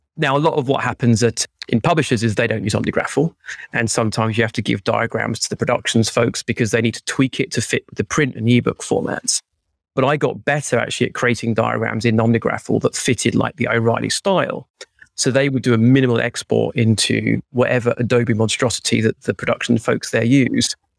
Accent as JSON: {"language": "English", "country": "United Kingdom", "lives_now": "London, United Kingdom", "said": "I'm British"}